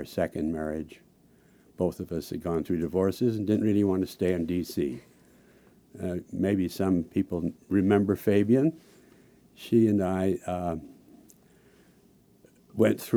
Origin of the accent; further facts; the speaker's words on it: Salt Lake City, Utah, United States; moved away as an adult; also born or lived in Washington, D.C.; I grew up out in Salt Lake City, and I came east to study